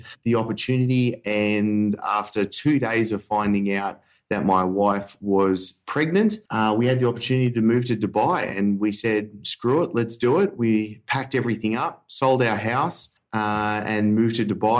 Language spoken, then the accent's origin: English; Sydney, New South Wales, Australia; I am from Sydney